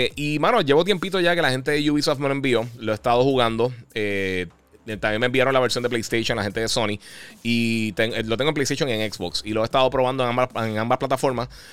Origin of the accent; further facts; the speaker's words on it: Puerto Rico; yo soy de Puerto Rico